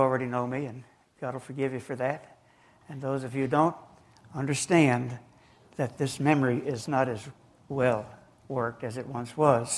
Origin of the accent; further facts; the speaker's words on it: New Jersey, United States; now in Georgia, United States; I was born and raised in New Jersey. And I moved down here to the sunny South in 1954